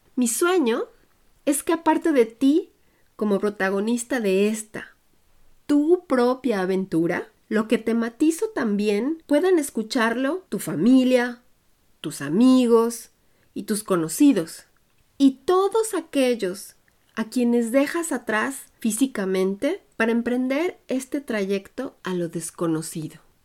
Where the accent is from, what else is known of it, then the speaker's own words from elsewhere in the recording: Puebla, Mexico; moved away as an adult; now in Germany; Soy orgullosamente de origen mexicano, hecha en Puebla, y crecí en un ambiente internacional y bilingüe